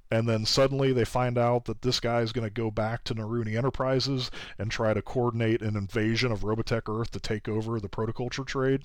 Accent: Kansas, United States; my home state is Kansas.

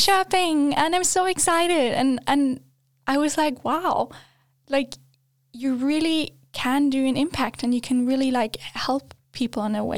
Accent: Germany; English is a second language; moved away as an adult; also born or lived in Australia; now in Sweden; I grew up in Germany. That's all I knew until the point I moved to Australia.

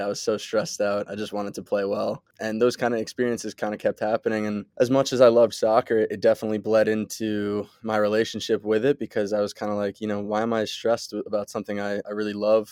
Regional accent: Westchester, New York, United States; I was born in Westchester, New York. I, uh, went to Byram Hills High School.

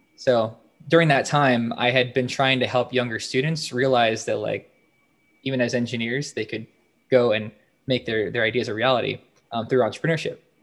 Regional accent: Northern Virginia, United States; I'm originally from Northern Virginia, uh, so I didn't go very far.

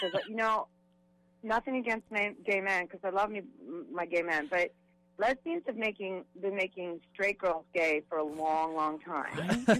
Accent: East Coast, United States; now in Los Angeles, United States; I'm born and raised on the East Coast.

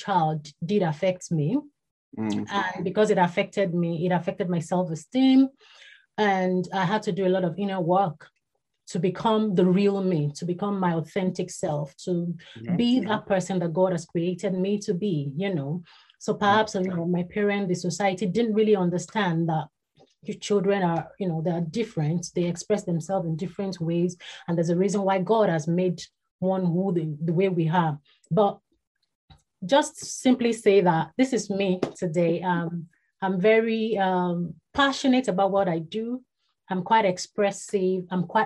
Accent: Ibadan, Oyo, Nigeria; was born and bred in Ibadan. That's in Nigeria

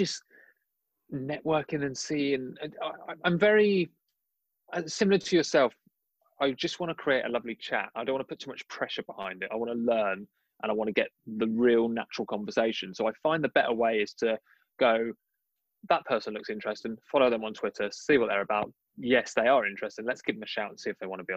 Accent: London, United Kingdom; I'm a Londoner

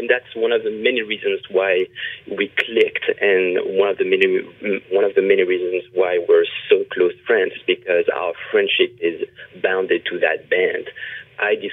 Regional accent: France; moved away as an adult; now in Los Angeles, United States; I was born in France, and I moved to Los Angeles, California, about 15 years ago.

